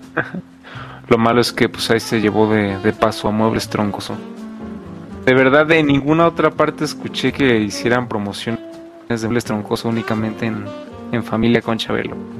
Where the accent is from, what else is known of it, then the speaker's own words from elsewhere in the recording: Mexico; somos de México